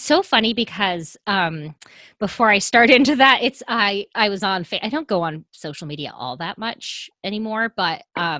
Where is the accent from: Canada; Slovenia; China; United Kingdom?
Canada; now in Los Angeles, United States; I don't think I sound as Canadian as I once did. So I'm one of those people that just absorbs all the accents around me.